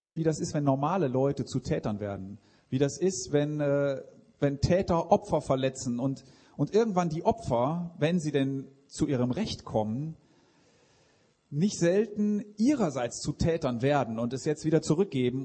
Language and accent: German; Switzerland; Ich komme aus der Schweiz